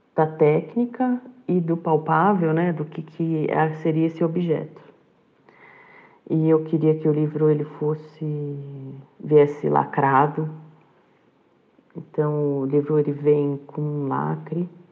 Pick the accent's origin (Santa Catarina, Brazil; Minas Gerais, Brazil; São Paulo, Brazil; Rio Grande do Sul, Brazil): São Paulo, Brazil; moved away as an adult; now in Cabreúva, Brazil; eu sou de São Paulo e eu me mudei para a cidade de Cabreúva em 2014